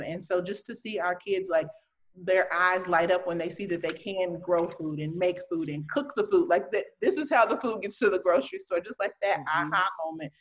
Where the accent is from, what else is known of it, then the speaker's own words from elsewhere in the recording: Chicago, Illinois, United States; now in Milwaukee, United States; I'm originally from Chicago